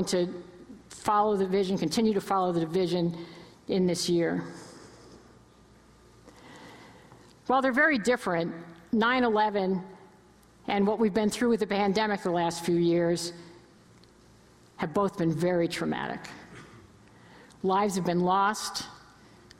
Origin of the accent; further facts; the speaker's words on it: New York area, United States; now in Cleveland, United States; I'm originally from the New York area. I've been in Cleveland forever, but I still have family in Connecticut and New York